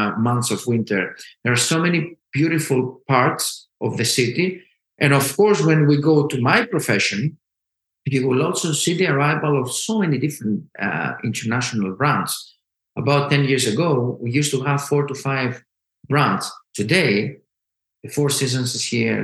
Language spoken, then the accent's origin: English; Athens, Attica, Greece; I was born and raised and lived in Athens